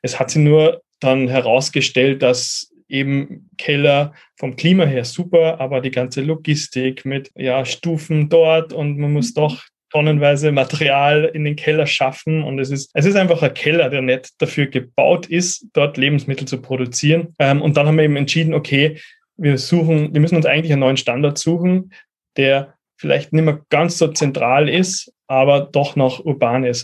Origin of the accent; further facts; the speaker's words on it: Upper Austria, Austria; moved away as an adult; now in Vienna, Austria; gebürtig aus Oberösterreich, lebe aber seit zehn Jahren in Wien